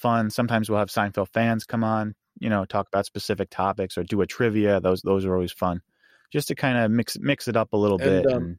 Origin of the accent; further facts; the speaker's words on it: New York, United States; I'm from New York.